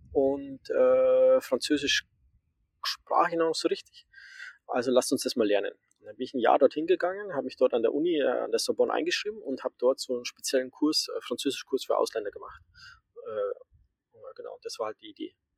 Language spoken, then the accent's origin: German; Amberg, Bavaria, Germany; also born or lived in Groningen, Netherlands; ich bin, äh, in der Oberpfalz aufgewachsen, in der Nähe von Amberg